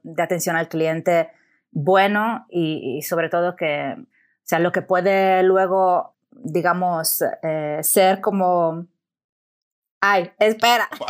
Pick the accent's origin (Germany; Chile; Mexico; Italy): Italy; Spanish is a second language; moved away as an adult; also born or lived in Amsterdam / Barcelona; soy italiana, son creo que ya más de 10 años que no vivo en Italia